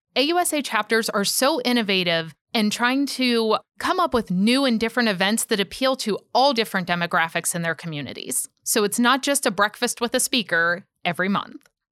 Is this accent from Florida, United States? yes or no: no; Pittsburgh, Pennsylvania, United States; moved away; I actually grew up in Pittsburgh, Pennsylvania